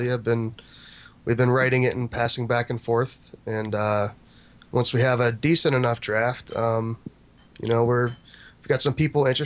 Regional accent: Pittsburgh, Pennsylvania, United States; accent: Pittsburgh; I say that with my Pittsburgh accent.

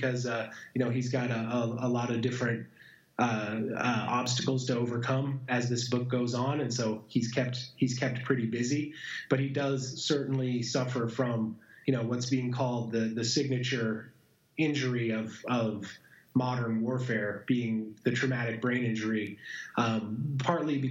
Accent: Montana, United States; my hometown of Montana

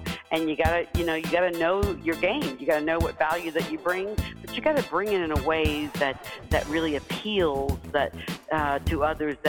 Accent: Deep South, United States; as a kid, you know, growing up in the Deep South, I was the first in my family to do many things

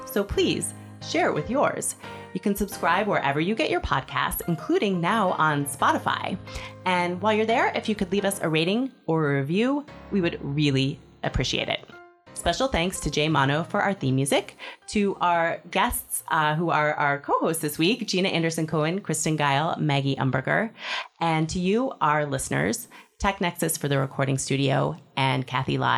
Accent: Singapore; also born or lived in Hong Kong; I'm from Singapore and Hong Kong.

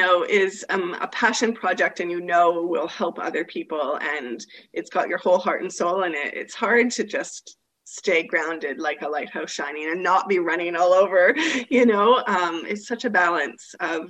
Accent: Canada; now in Australia; I am a Canadian living here in Australia

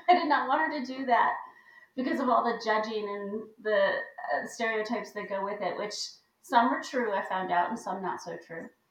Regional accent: Buffalo, New York, United States; moved away; also born or lived in Hawaii; I grew up in Buffalo

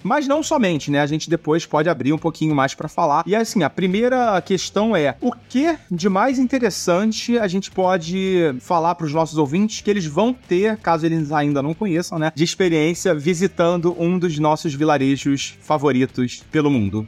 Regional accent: Brazil; nós somos brasileiros

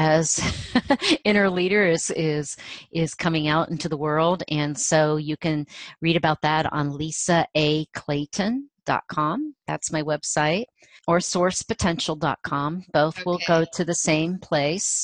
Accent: Ohio, United States; moved away; my small community where I grew up in Ohio, a farming community

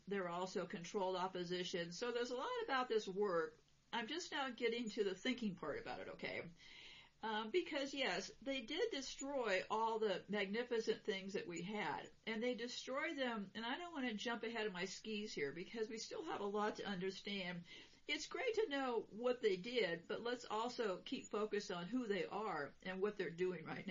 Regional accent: California, United States; I'm from California, and I lived through a few earthquakes there.

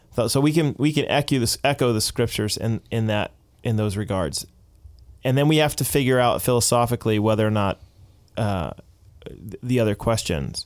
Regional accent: United States; now in Canada; as an American

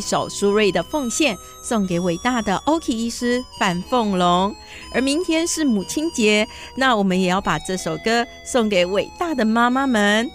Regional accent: West Malaysia, Malaysia; now in Taiwan; 我在西马

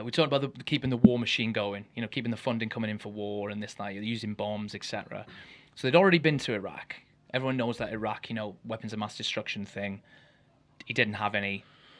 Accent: Ammanford, Wales, United Kingdom; I'm from a very poor town anyway in Wales. And {S2} where are you from? {S1} Ammanford, not far from you.

